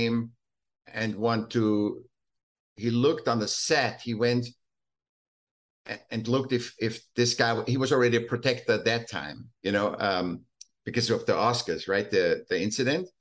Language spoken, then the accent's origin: English; Vienna, Austria; moved away as an adult; I was still in Austria. I was born in Vienna